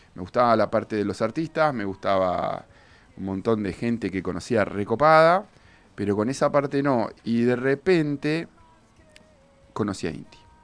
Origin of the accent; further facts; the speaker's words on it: Bahía Blanca, Buenos Aires Province, Argentina; vengo de Bahía, donde no somos tantos